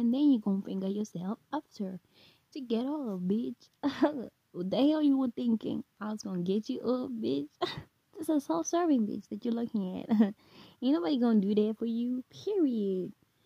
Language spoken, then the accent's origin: English; South Africa; English is a second language; I'm South African, I'm not American